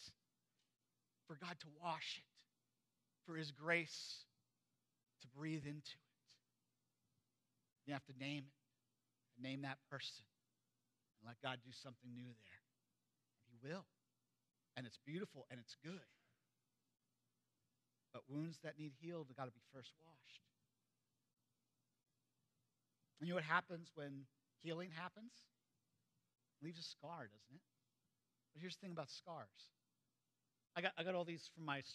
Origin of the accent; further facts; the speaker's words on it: United States; I grew up in Perry County